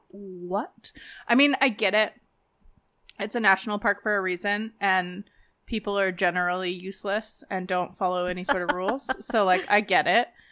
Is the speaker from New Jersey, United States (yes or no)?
no; Las Vegas, Nevada, United States; moved away; growing up in Vegas